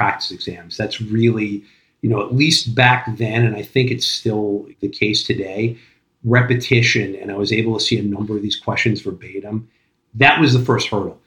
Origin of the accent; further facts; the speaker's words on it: Long Island, New York, United States; moved away as an adult; also born or lived in Brooklyn; now in New Jersey, United States; Born and raised on Long Island, moved into Brooklyn when I was 22